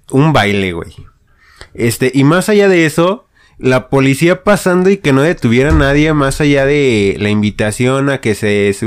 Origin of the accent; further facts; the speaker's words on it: León, Guanajuato, Mexico; somos de León. Este, de Guanajuato.